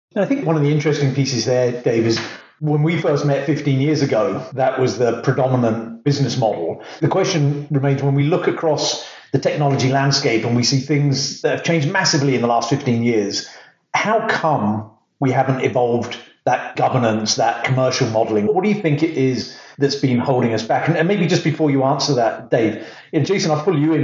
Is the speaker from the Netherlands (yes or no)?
no; England, United Kingdom; originally from the UK